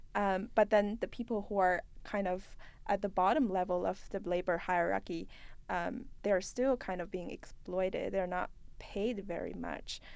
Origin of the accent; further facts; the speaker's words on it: China; now in Canada; I'm from China and I work in Canada